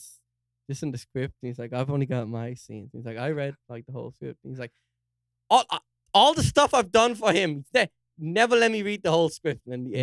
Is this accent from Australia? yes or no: no; Dún Laoghaire, Leinster, Ireland; Dunleary, like fancy Dunleary. Oh my god, I'm from Dunleary.